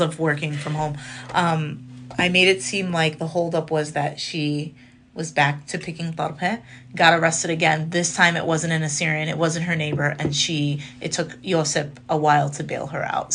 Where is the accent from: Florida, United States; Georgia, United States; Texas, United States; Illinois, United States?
Illinois, United States; Chicago; I was born in Chicago. My parents are from Syria